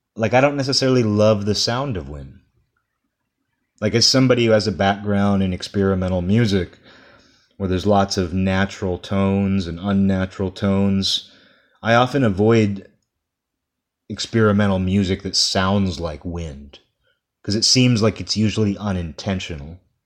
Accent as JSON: {"language": "English", "country": "United States", "said": "I'm speaking as an American here"}